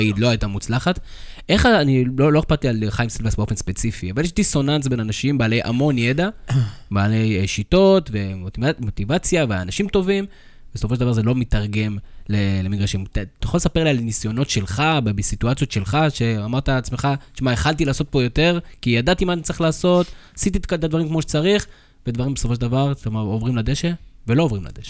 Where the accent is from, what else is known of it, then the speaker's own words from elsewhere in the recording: Karmiel, Northern District, Israel; אנחנו גדלנו בכרמיאל